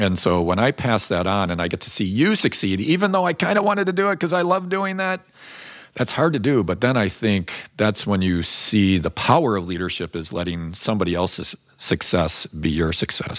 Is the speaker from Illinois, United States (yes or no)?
yes; Chicago, Illinois, United States; I grew up in Chicago where that was a little bit more of the temperament